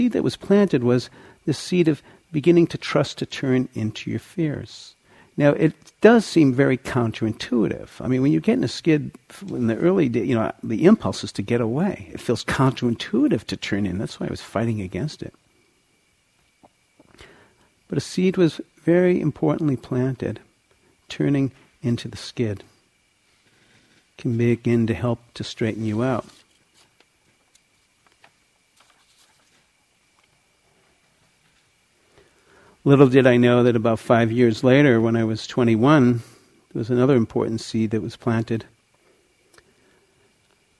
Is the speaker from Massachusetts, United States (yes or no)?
yes; outside of Boston, Massachusetts, United States; I grew up outside of Boston in a Jewish home